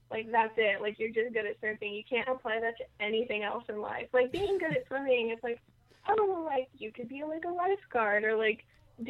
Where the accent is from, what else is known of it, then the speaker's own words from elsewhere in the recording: Southern California, United States; I'm from SoCal, like, kind of beach area, not, like, more towards San Diego, not L.A.